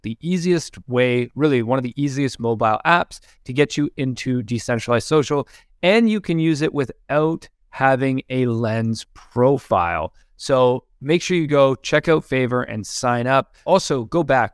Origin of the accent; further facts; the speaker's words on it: Canada; like how being Canadian, we always get called American.